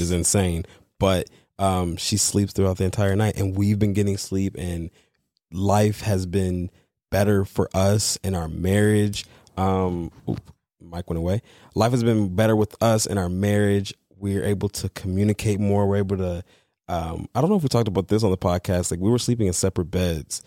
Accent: Detroit, Michigan, United States; growing up in Detroit

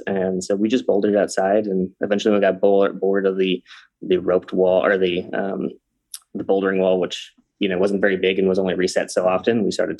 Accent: Calgary, Alberta, Canada; also born or lived in Ireland / Malawi; now in Cincinnati, United States; And I grew up in Canada. I don't know if you got that part of my story, but I'm from Canada and I grew up in the Denver of Canada, which is called Calgary, Calgary, Alberta, near Banff.

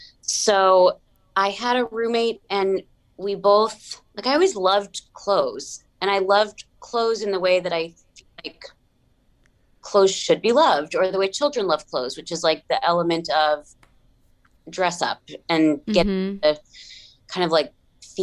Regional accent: New Jersey, United States; I had a neighbor growing up in New Jersey.

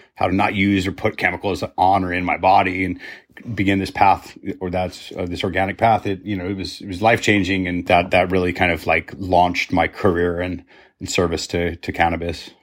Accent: Roswell, New Mexico, United States; moved away as an adult; growing up in Roswell, New Mexico

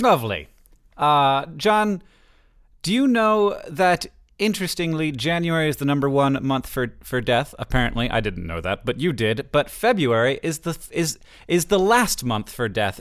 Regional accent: Florida, United States; moved away as an adult; now in Montana, United States; I live in Montana and I say that I'm from Florida. For me, I was, I lived in Florida until I was, you know, I, I, through my entire youngness.

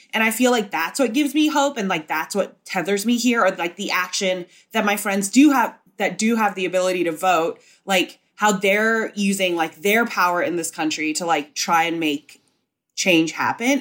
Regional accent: Hong Kong; moved away as an adult; also born or lived in Singapore / Indonesia / Savannah, Georgia; now in New York, United States; I was born in Singapore and I, uh, lived in Indonesia and I mostly grew up in Hong Kong. So I was in Hong Kong from when I was five to eighteen

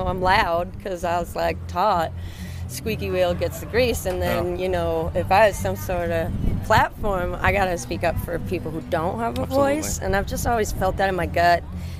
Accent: West Coast, United States; now in Nashville, United States; I'm from the West Coast

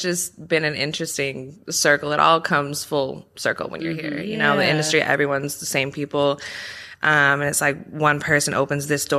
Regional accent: Calabasas, California, United States; I'm actually from Calabasas, So close to here. Born and raised in the industry, just in LA.

